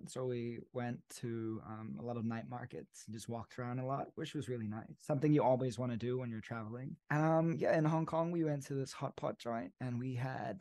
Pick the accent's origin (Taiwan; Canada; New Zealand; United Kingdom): New Zealand; Hamilton, Waikato; now in Bangkok, Thailand; I'm a singer-songwriter based in Bangkok, Thailand, but I grew up in Hamilton, New Zealand